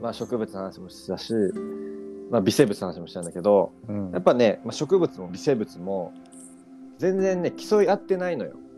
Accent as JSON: {"language": "Japanese", "town": "Kobe", "region": "Hyogo", "country": "Japan", "tie": "born or raised there", "moved": "yes", "said": "僕の家が神戸で"}